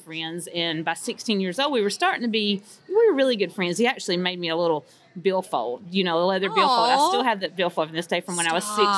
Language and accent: English; North Carolina, United States; we're from North Carolina, by the way, so we're not from Texas